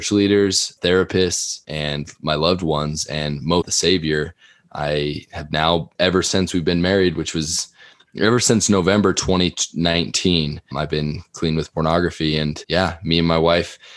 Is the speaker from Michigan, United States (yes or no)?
no; Sandy, Utah, United States; I grew up here in Sandy, Utah